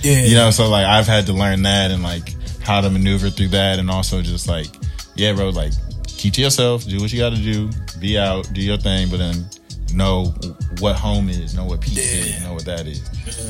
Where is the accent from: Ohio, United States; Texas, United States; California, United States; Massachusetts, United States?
Ohio, United States; Columbus; moved away as an adult; now in Nashville, United States; I'm originally from Columbus, Ohio.